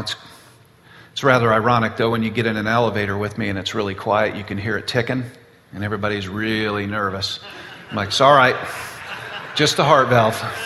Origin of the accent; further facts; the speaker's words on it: Boca Raton, Florida, United States; I was born and raised in South Florida, Boca Raton.